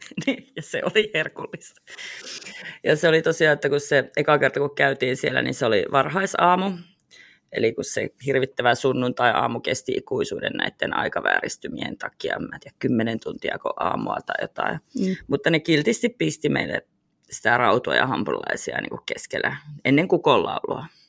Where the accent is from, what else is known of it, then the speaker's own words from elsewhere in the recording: Finland; me ollaan Suomesta